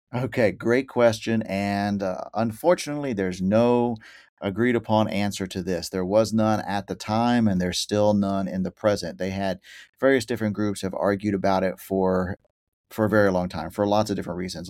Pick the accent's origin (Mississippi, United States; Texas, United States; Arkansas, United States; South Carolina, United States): Texas, United States; Chalk Bluff; now in New Jersey, United States; I am originally from Texas. I grew up outside of Waco in a little place called Chalk Bluff